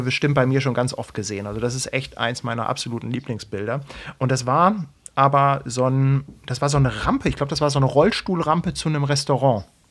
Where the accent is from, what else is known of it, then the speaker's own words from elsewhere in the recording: Hamburg, Germany; als Hamburger